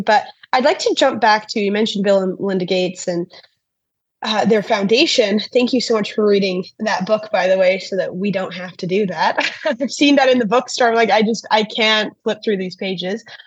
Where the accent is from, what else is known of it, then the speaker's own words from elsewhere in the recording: Canada; As a Canadian